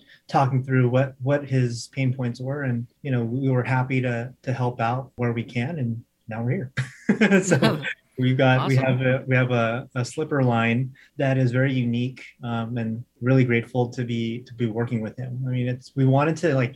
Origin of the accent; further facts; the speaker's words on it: United States; accent: American; my American accent